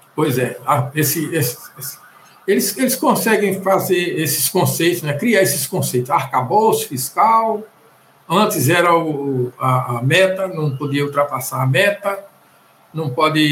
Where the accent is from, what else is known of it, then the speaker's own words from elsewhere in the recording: Pernambuco, Brazil; eu sou aqui de Pernambuco